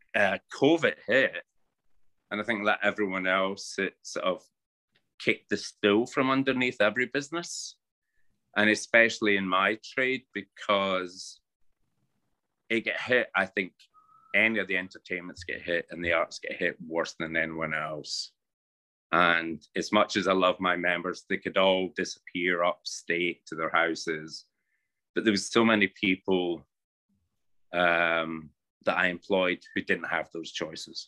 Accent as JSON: {"language": "English", "town": "Paisley", "region": "Scotland", "country": "United Kingdom", "tie": "born or raised there", "also_born_or_lived": "Ralston / London", "accent": "Scottish", "moved": "yes", "lives_now": "New York, United States", "said": "I'm Scottish, born in Paisley"}